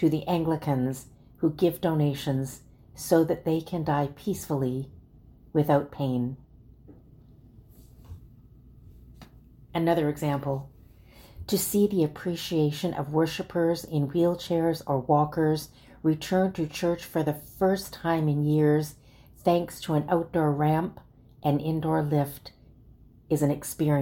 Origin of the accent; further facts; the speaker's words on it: Calgary, Alberta, Canada; As Lutherans growing up in Calgary, Alberta